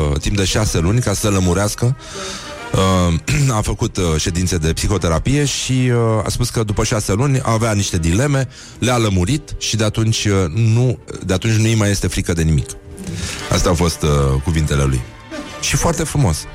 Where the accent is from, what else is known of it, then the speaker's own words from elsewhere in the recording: Romania; Eu sunt român creștin ortodox și așa rămân până la moarte.